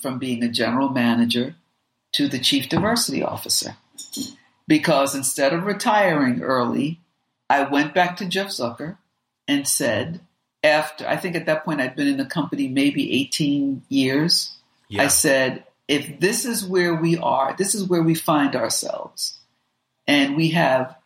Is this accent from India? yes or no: no; Jamaica; I'm Jamaican